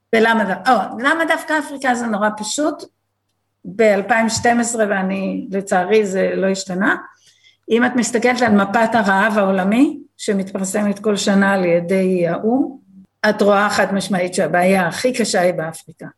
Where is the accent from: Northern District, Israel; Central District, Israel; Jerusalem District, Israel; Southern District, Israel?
Southern District, Israel; Be'eri; also born or lived in New Jersey, United States; אני בת קיבוץ בארי